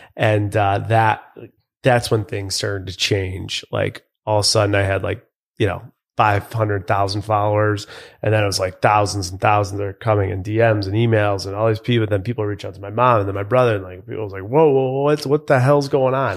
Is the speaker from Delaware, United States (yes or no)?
no; Buffalo, New York, United States; I grew up in Buffalo, New York